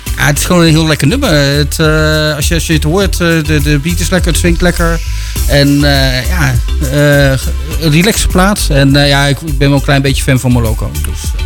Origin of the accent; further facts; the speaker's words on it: Breda, North Brabant, Netherlands; now in Houten, Netherlands; ik ben geboren in Breda, dus ik ben eh, de stad gewend.